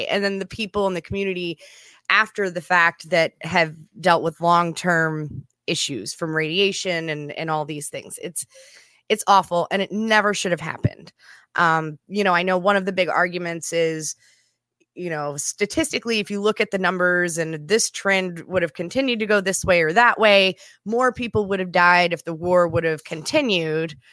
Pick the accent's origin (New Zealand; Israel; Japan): Japan; from growing up in Japan and I had sort of this weird double exposure because I was educated on a military base.